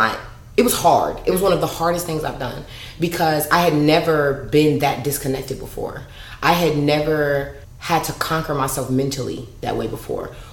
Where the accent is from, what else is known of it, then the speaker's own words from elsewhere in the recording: Chicago, Illinois, United States; growing up in Chicago, super nerd